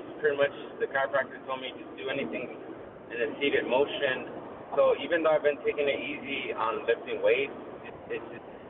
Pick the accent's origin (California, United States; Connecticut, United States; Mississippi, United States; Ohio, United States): California, United States; Bell Gardens; I grew up in L.A., specifically in Bell Gardens, so I went to Bell Gardens High School